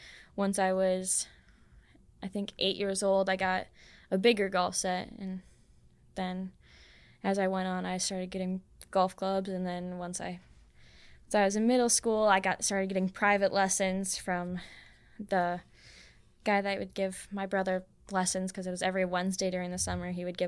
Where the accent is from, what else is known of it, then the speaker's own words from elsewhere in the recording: Iron River, Michigan, United States; And since I'm from Iron River, I was at Northern Pines.